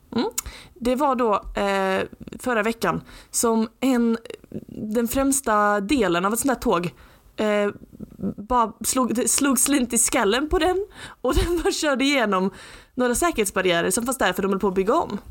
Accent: Lund, Skåne, Sweden; Jag är från Lund, jag är liksom inte från New York

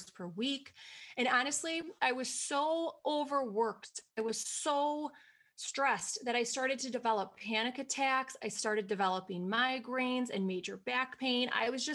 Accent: Wisconsin, United States; if you can't already tell by the way that I talk, I'm from Wisconsin

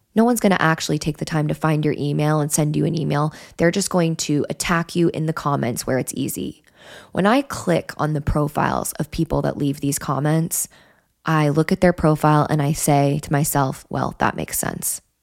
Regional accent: Wyoming, United States; I grew up in Wyoming

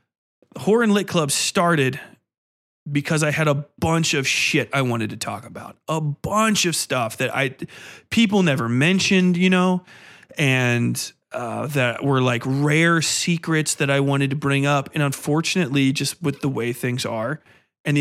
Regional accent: Manhattan, New York, United States; You know, I'm from Manhattan. I couldn't be racist. I'm from Manhattan.

